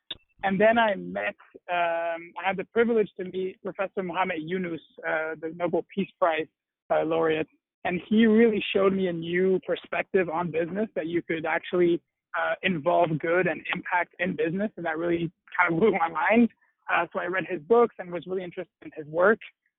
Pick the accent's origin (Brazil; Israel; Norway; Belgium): Belgium; Brussels, Brussels-Capital Region; also born or lived in United Kingdom / Washington, D.C., United States; So my background, I was born and raised in Brussels, Belgium, and I was always really close to a lot of nonprofit work